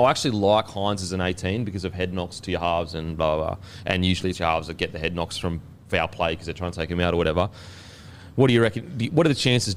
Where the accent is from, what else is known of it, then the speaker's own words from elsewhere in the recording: Queensland, Australia; I'm a Queenslander